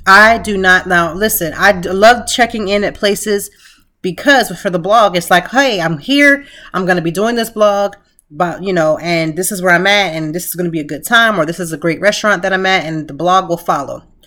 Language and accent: English; Lancaster, Pennsylvania, United States; now in Philadelphia, United States; I'm from Lancaster, a small city